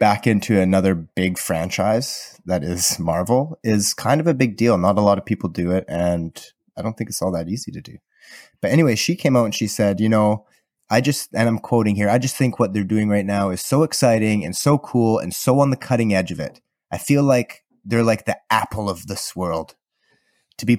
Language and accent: English; Southern Alberta, Canada; I learned growing up in Southern Alberta